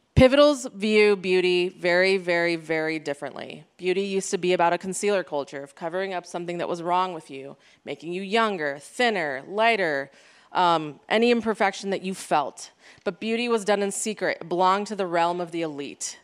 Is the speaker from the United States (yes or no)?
yes; United States; me being an Iranian American, first generation